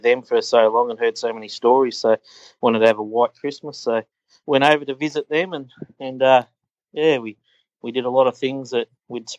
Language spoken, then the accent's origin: English; Australia; accent: Australian; our Australian accent